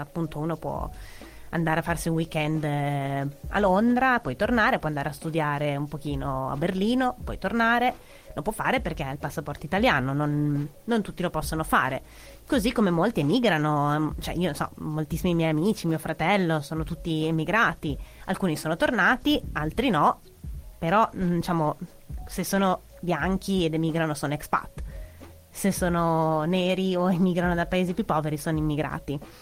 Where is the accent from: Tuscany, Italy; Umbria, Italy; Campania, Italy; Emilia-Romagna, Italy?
Emilia-Romagna, Italy; Modena; io sono di Modena